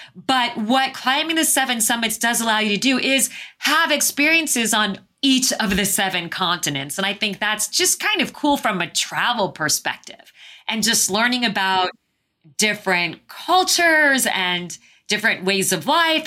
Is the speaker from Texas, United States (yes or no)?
no; Phoenix, Arizona, United States; moved away; also born or lived in Southeast Asia; I was born and raised in Phoenix, Arizona.